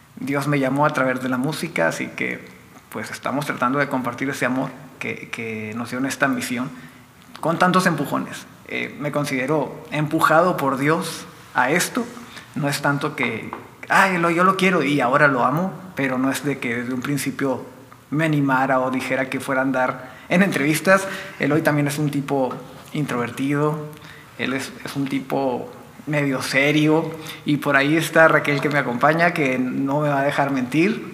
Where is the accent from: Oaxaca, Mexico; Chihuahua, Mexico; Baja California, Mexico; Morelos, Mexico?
Chihuahua, Mexico; Meoqui; also born or lived in Delicias, Chihuahua; nací en Delicias, soy originario de Delicias, pero estoy radicando desde siempre en Las Puentes.